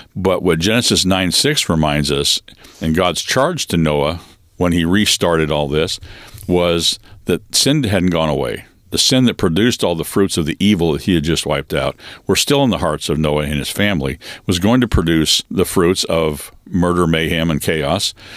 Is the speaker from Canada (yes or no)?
no; Western Washington State, United States; I was born and raised in Western Washington State in a logging home and family and community